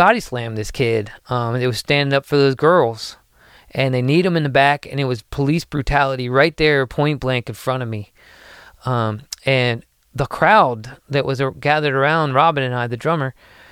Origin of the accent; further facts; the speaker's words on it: United States; as an American, United States citizen